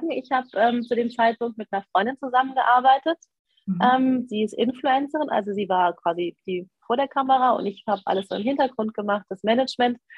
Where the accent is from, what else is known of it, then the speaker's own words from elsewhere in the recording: Cologne, North Rhine-Westphalia, Germany; also ich komme ja aus Köln, ich habe auch noch meine Wohnung in Köln.